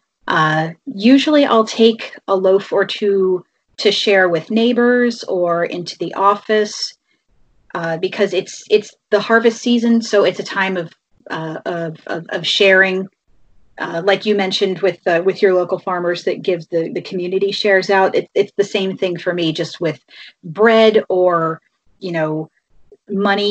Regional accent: Bucks County, Pennsylvania, United States; I grew up in Bucks County, which is in southeastern Pennsylvania, and it's a semi-rural area.

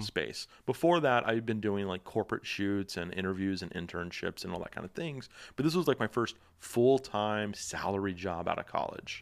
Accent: Dallas, Texas, United States; moved away; I'm from Dallas

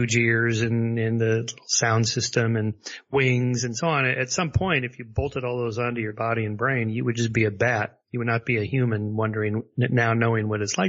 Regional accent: La Crescenta, California, United States; I was raised in La Crescenta area and sort of a suburb of Los Angeles

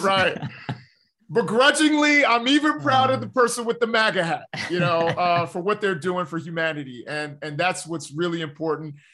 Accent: New York City, New York, United States; I'm from Harlem

